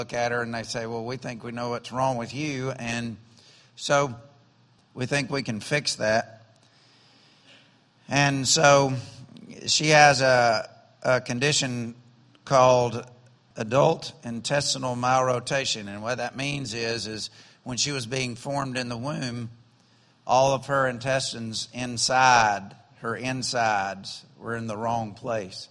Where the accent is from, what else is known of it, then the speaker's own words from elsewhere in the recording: Alabama, United States; I'm from Alabama